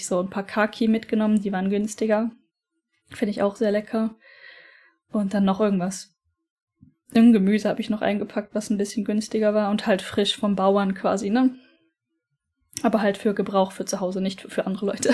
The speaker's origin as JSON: {"language": "German", "town": "Aachen", "region": "North Rhine-Westphalia", "country": "Germany", "tie": "born or raised there", "also_born_or_lived": "Norway", "moved": "as an adult", "lives_now": "Japan", "said": "dem Standesamt in Aachen in Verbindung gesetzt. Das ist mein Geburtsort"}